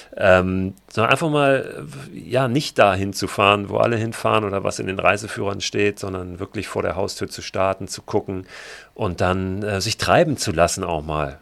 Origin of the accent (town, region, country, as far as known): Germany; born or raised there; also born or lived in Berlin; now in Hamburg, Germany